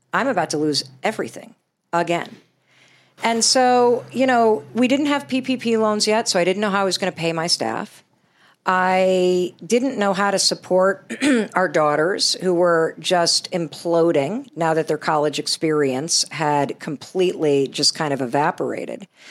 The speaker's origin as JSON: {"language": "English", "region": "Western Michigan", "country": "United States", "tie": "born or raised there", "said": "since I was a little girl growing up in Western Michigan"}